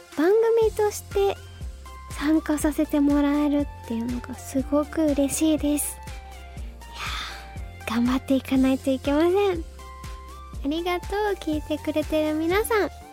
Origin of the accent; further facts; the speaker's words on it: Fukuoka, Japan; now in Tokyo, Japan; 私福岡県出身